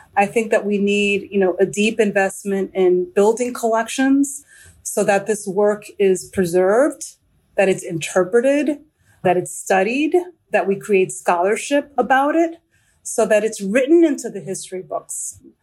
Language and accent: English; New York City, New York, United States; now in Washington, D.C., United States; I just got back from New York City, which is my hometown